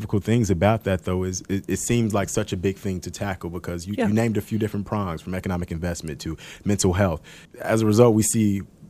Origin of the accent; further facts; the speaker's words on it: Chicago, Illinois, United States; So, you know, I'm from the South Side.